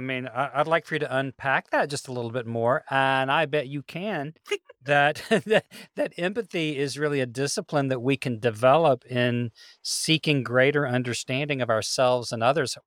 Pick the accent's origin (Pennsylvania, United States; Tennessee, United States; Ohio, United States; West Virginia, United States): Tennessee, United States; Memphis; also born or lived in Birmingham, Alabama; We moved from Birmingham, Alabama, when I was a child to Memphis, Tennessee